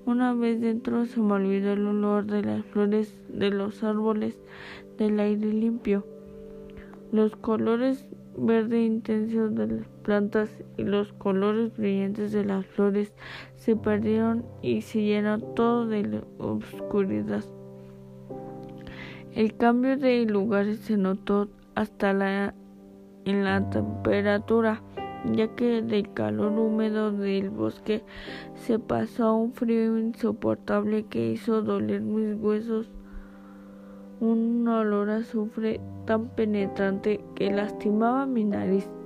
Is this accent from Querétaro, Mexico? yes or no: yes; Jalpan de Serra, Querétaro, Mexico; Soy nativo de Jalpan de Serra. A mis 35 años trabajaba en el campo. Tenía que recorrer cerca de 10 kilómetros todos los días sobre la carretera que llevaba de Jalpan a Lana de Matamoros.